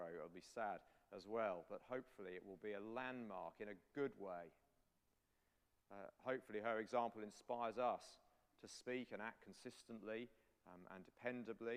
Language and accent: English; England, United Kingdom; I'm English